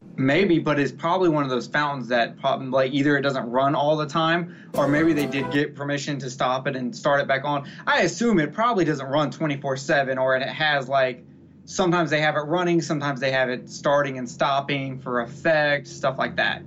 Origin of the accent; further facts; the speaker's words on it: the South, United States; I'm from the South